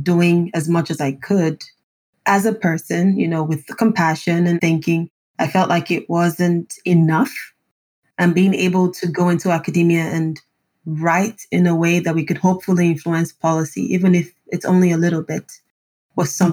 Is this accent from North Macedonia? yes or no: no; Lagos, Nigeria; moved away as an adult; also born or lived in Germany; now in Ghent, Belgium; I'm from Lagos, Nigeria, and I'm based in Ghent, Belgium